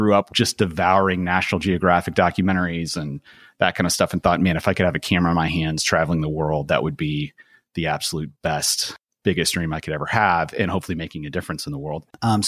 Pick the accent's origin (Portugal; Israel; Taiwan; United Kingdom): Portugal; Growing up in Portugal, I had always just thought, man, if I could just grab my friends from America and drop them down into this amazing place that I absolutely loved.